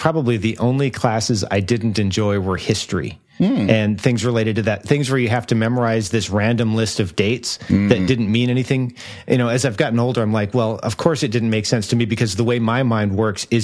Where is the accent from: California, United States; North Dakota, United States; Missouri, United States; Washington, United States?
North Dakota, United States; growing up in North Dakota